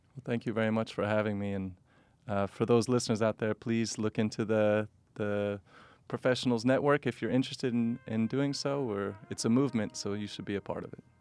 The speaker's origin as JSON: {"language": "English", "country": "United States", "also_born_or_lived": "South Sudan", "said": "being an American"}